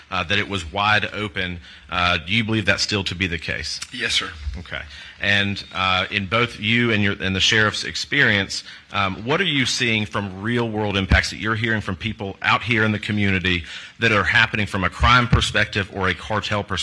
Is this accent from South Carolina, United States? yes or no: yes; South Carolina, United States; And of course, in my home state of South Carolina, as has been talked about, we are a border state.